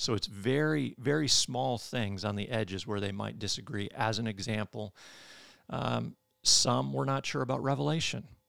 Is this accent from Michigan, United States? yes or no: yes; Michigan, United States; moved away as an adult; now in Birmingham, United States; I'm from Michigan. Uh, I grew up in Michigan